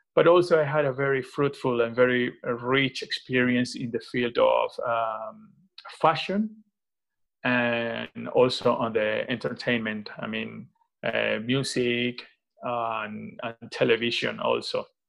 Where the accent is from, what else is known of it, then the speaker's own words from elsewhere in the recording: Venezuela; now in Madrid, Spain; I am from Venezuela, uh, actually, uh, currently based in Madrid since 2014.